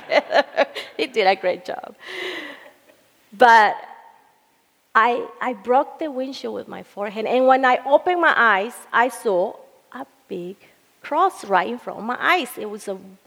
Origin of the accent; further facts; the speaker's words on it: El Salvador; moved away; I was living in El Salvador, where I am from